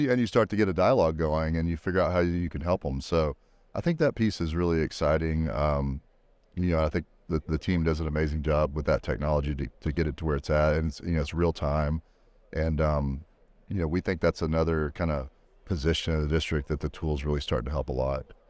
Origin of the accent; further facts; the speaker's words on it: Texas, United States; I grew up in Texas, so Hutto, Taylor, those, those types of areas